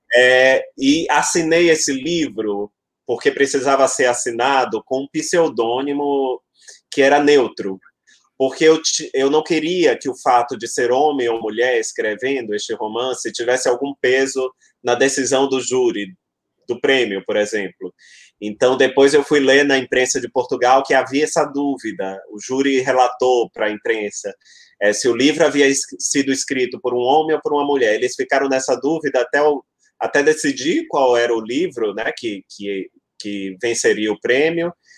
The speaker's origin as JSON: {"language": "Portuguese", "town": "Salvador", "region": "Bahia", "country": "Brazil", "tie": "born or raised there", "said": "eu nasci em Salvador, uhum. nasci em Salvador da Bahia."}